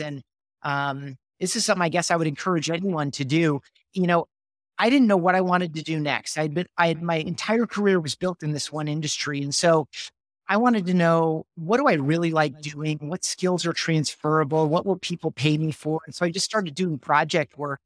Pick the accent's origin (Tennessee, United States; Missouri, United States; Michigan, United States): Michigan, United States; Grand Rapids; I grew up in Grand Rapids, Michigan